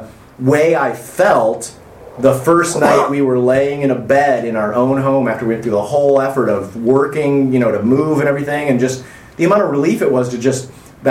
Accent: Midwest, United States; where I grew up in the Midwest in the 90s

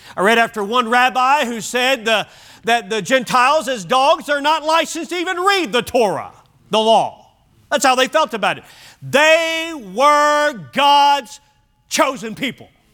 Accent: Oklahoma, United States; We're from Oklahoma

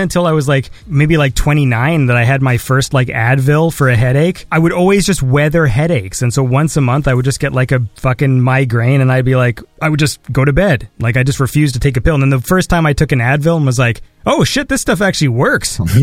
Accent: Canada; I'm Canadian

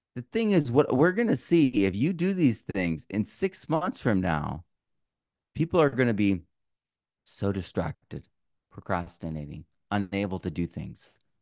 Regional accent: Vermont, United States; moved away; also born or lived in Sonoma County, California; I grew up in Vermont

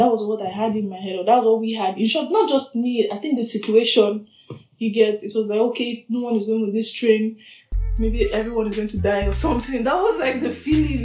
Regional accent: southern Nigeria, Nigeria; moved away as an adult; also born or lived in Ukraine; now in Berlin, Germany; I'm a proud Nigerian woman, black woman from the south, southern part of Nigeria.

